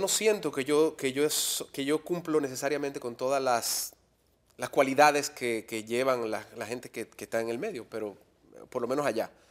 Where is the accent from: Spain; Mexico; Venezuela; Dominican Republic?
Dominican Republic; also born or lived in Miami; habiendo regresado a República Dominicana